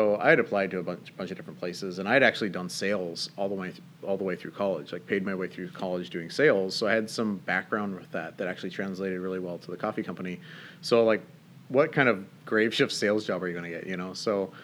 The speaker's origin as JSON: {"language": "English", "region": "Northern Ireland", "country": "United Kingdom", "tie": "born or raised there", "moved": "as an adult", "lives_now": "United States", "said": "Yeah, so I'm actually not from Washington State. I grew up in Northern Ireland, actually. My dad was born and raised there. I was born here in the States, and when I was about a year old, my parents moved back."}